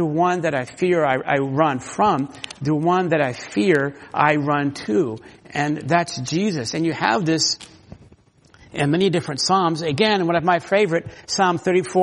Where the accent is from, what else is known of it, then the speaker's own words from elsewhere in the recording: Florida, United States; now in Washington, United States; I grew up in Florida